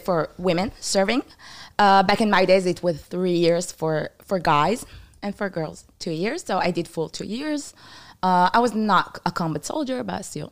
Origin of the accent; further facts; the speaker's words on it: Israel; English is a second language; also born or lived in Canada; I was born in Israel. I grew up there most of my life